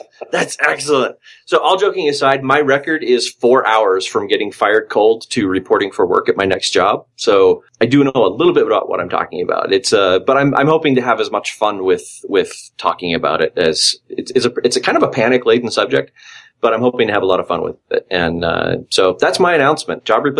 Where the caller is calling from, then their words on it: Austin, Texas, United States; Howdy from Austin, Texas.